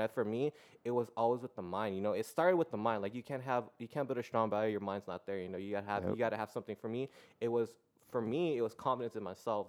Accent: San Diego, California, United States; I was born and raised here in San Diego. Uh, City Heights

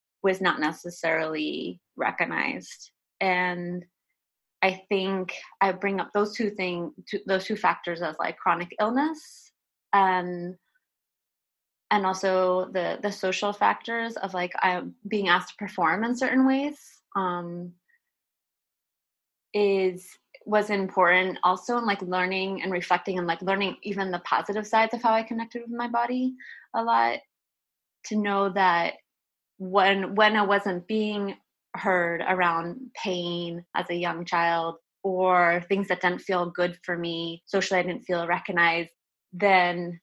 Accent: outside of Boston, Massachusetts, United States; moved away; I grew up like in outside of Boston

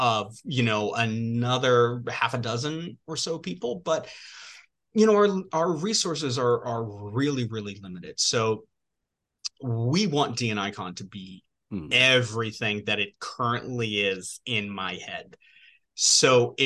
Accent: New York, United States; I grew up in New York, born and bred New Yorker

